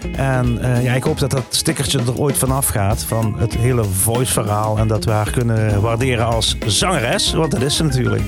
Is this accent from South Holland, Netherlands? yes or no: no; Echt, Limburg, Netherlands; Nou kom ik uit Echt